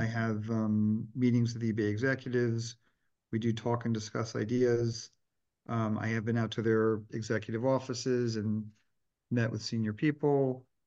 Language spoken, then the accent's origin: English; Delaware, United States; I grew up in Delaware, which was a great location